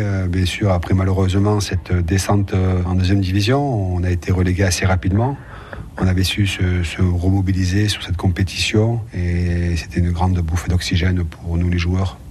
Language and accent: French; Nice, Provence-Alpes-Côte d'Azur, France; Je suis né à Nice, j'étais formé à Nice, j'étais professionnel à Nice